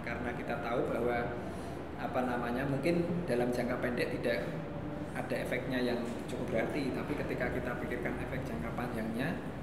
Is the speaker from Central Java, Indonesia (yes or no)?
yes; Semarang, Central Java, Indonesia; kita orang Semarang